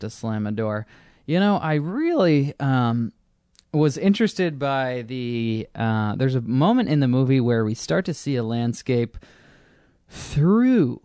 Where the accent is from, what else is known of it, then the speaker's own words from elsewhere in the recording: United States; it is my country. And I am American